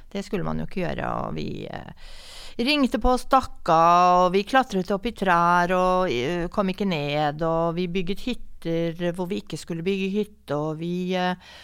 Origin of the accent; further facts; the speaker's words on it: Oslo, Norway; Jeg kommer fra Oslo. Jeg er født og oppvokst i Oslo.